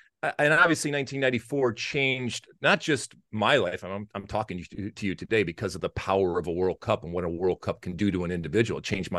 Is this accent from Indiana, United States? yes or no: no; Detroit, Michigan, United States; which was about 15 minutes outside of where I grew up in Detroit.